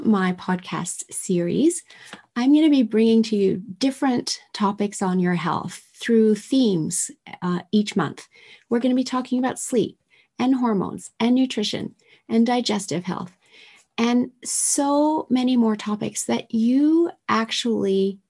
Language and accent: English; Tokyo, Japan; And I was raised in Tokyo in the 70s with toxins spewing out of manufacturing plants all over the city that I was exposed to.